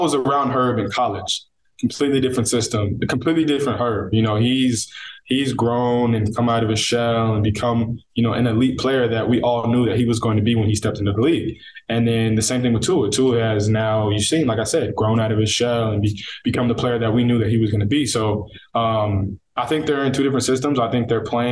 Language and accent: English; Northern California, United States; also born or lived in Coquitlam, British Columbia, Canada; now in Miami, United States; Grew up there until I was about 8, and then moved to NorCal, where I spent my adolescence